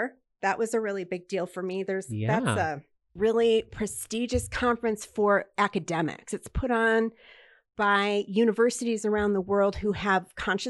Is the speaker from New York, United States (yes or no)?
no; Detroit, Michigan, United States; Well, yes, I'm from the Detroit area, and I don't know if you know that Detroit has a very large Jewish population.